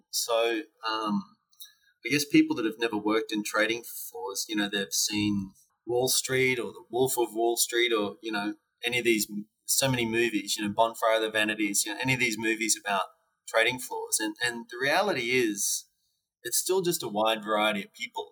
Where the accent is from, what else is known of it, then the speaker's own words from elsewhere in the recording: Brisbane, Queensland, Australia; my hometown of Brisbane when I was at university